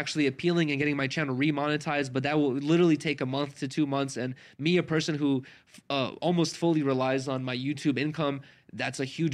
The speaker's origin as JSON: {"language": "English", "town": "West Hollywood", "region": "California", "country": "United States", "said": "I'm from like West Hollywood"}